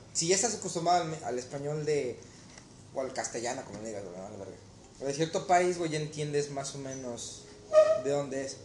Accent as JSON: {"language": "Spanish", "country": "Mexico", "moved": "yes", "said": "ser mexicano"}